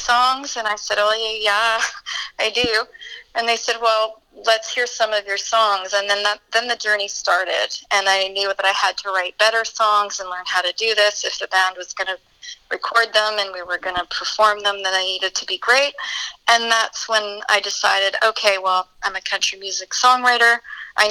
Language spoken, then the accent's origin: English; Williams Lake, British Columbia, Canada; I was raised in the Chilcotin in a rural community, and then Williams Lake was where I graduated from and started my young adult life.